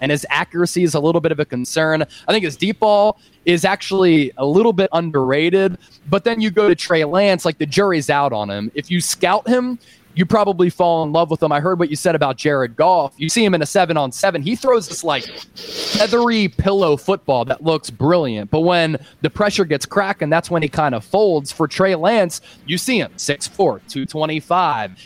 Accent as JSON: {"language": "English", "town": "West Chester", "region": "Pennsylvania", "country": "United States", "tie": "born or raised there", "moved": "as an adult", "lives_now": "Dallas, United States", "said": "from Philadelphia. I grew up right outside of the city in a suburb called Westchester"}